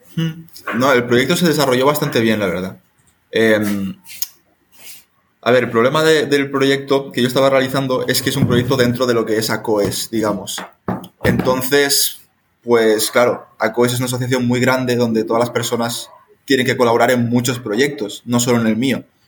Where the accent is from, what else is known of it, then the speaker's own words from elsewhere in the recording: Spain; moved away as an adult; now in Honduras; soy español